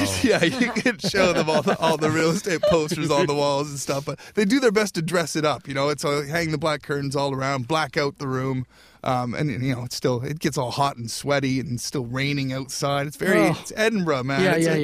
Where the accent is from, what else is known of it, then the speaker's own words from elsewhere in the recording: Nova Scotia, Canada; Nova Scotia.